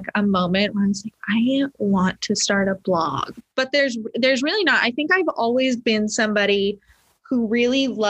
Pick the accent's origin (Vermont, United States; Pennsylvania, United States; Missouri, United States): Vermont, United States; moved away as an adult; also born or lived in Stoneham, Massachusetts / Reading, Massachusetts; now in Kentucky, United States; I was born in Stoneham. I lived in Reading for a minute and then we moved to Vermont. So pretty much, I mean, essentially my whole life in Vermont. Yeah. Until I was 18